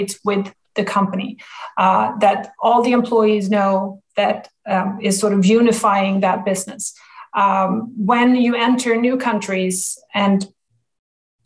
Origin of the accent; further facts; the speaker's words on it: Sweden; moved away as an adult; also born or lived in New York City, United States; now in Texas, United States; I'm born and raised in Sweden.